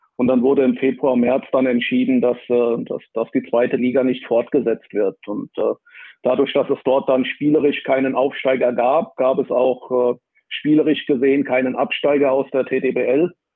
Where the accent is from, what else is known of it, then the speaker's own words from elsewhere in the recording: Wiesbaden, Hesse, Germany; extra die Schule gewechselt, um, um ein Sportabitur zu machen in, in meiner Geburtsstadt Wiesbaden